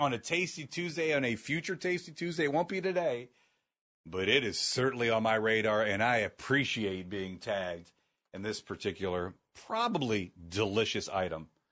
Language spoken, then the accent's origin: English; Northeast Ohio, United States; born and raised in Northeast Ohio